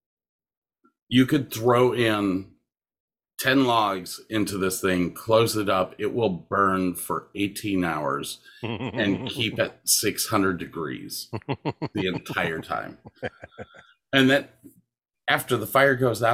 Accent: Medina, Ohio, United States; I grew up in Medina, Ohio

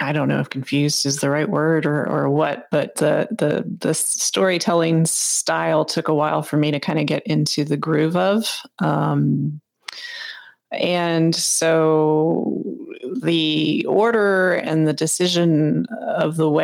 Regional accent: United States

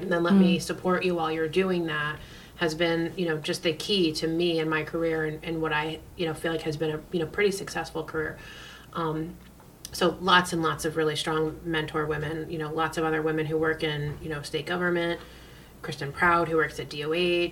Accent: Queensbury, New York, United States; I grew up in Queensbury, which is just outside of Lake George.

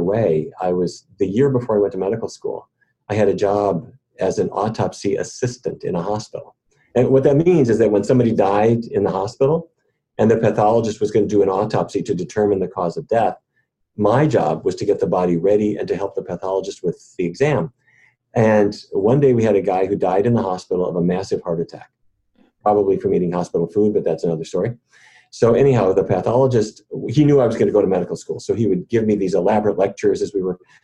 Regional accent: Fargo, North Dakota, United States; now in Washington, DC, United States; when I was growing up in Fargo

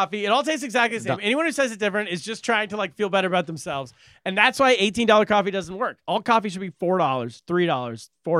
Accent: El Dorado Hills, California, United States; growing up in El Dorado Hills, California.

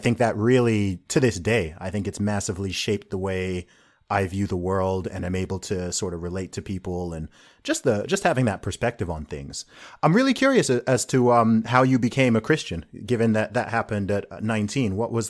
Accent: Saudi Arabia; I grew up in Saudi Arabia. I feel like my experience was very similar in that regard in terms of true diversity.

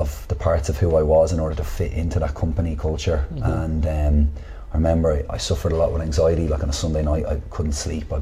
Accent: Dublin, Leinster, Ireland; I grew up in Artane

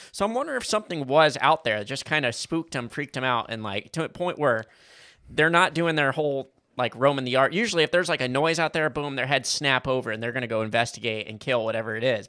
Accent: Kentucky, United States; we're all from Kentucky, and we're all related somehow

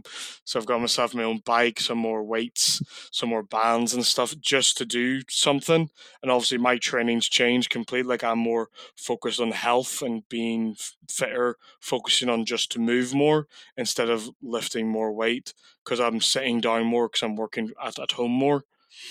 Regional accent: Coleraine, Northern Ireland, United Kingdom; moved away as an adult; now in Middlesbrough, United Kingdom; So I'm originally from Coleraine, Northern Ireland, but I live and work in Middlesbrough now full time.

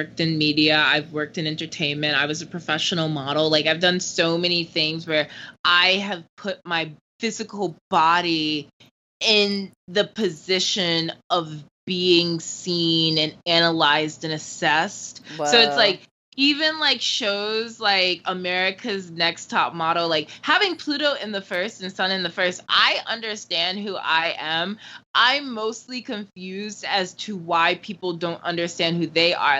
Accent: Florida, United States; accent: California; I grew up in Florida, the swamps

